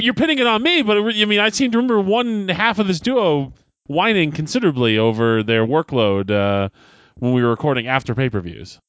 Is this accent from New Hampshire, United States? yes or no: yes; Derry, New Hampshire, United States; the great state of New Hampshire, my home state, my hometown of Derry, New Hampshire